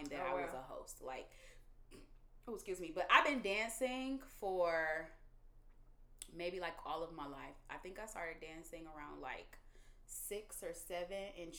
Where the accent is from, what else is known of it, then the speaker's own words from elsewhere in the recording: Detroit, Michigan, United States; moved away as an adult; now in Los Angeles, United States; from Detroit, Michigan, the east side of Detroit to be exact. I don't think I've lived on the west side ever in my life.